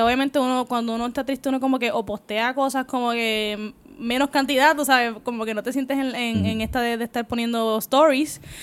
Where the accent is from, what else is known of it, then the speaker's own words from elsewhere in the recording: Puerto Rico; si eres como boricua